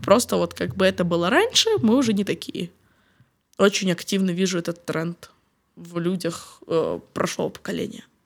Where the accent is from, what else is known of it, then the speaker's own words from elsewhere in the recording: Ukraine; now in Rome, Italy; я из Украины, потому что я снова представляюсь как украинка